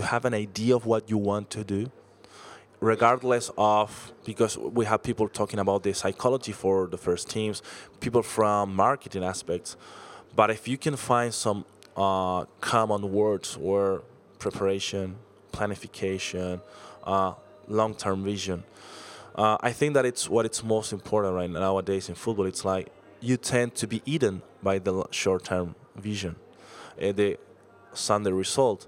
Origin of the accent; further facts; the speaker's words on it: Chile; I was from Chile